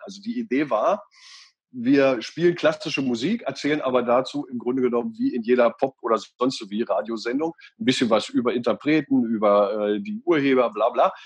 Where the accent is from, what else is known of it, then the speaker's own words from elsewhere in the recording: Göttingen, Lower Saxony, Germany; also born or lived in Einbeck; da bin ich geboren, ähm, man ja. sieht es mir gar nicht mehr an, und bin aufgewachsen in Göttingen